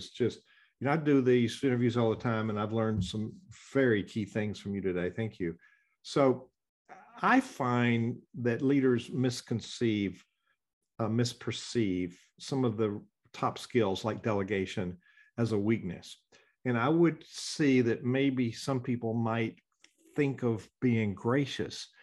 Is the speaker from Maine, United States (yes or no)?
no; Georgia, United States; I grew up in the South. We think there's a graciousness, especially with women, especially church women in the South. You know, there's a culture of who are you? How are you, honey? So there's a nuance in, I grew up in Georgia